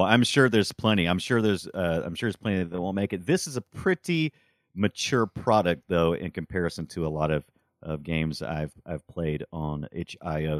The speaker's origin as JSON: {"language": "English", "country": "United States", "said": "as an American"}